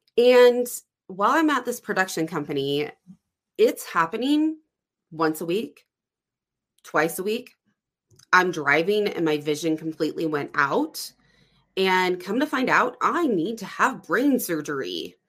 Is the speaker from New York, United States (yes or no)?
no; Phoenix, Arizona, United States; from Phoenix. So I went back to the warmness, went back to Phoenix